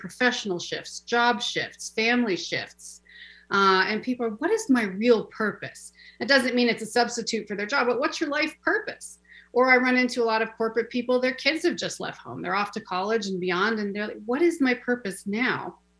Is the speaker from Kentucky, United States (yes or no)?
no; Seattle, Washington, United States; moved away; I actually came from my beloved, beautiful city of Seattle, born and raised.